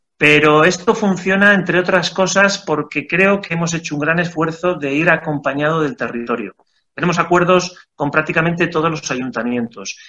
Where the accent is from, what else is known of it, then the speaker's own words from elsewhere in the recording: Aínsa, Aragon, Spain; los socios fundadores somos todos de AINSA